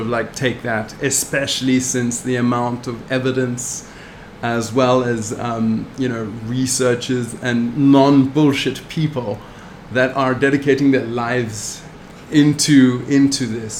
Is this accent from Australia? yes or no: no; South Africa; this South African. I'm from South Africa.